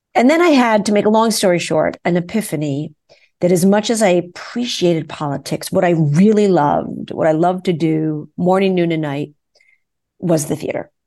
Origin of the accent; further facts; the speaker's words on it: New York City, New York, United States; when I was a kid growing up in New York City, I danced with the New York City Ballet